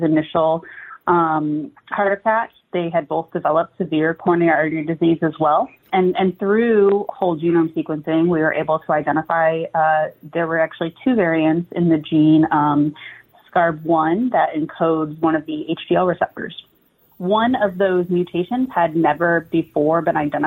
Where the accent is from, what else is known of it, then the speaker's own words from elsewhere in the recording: Ohio, United States; I'm born and bred in Ohio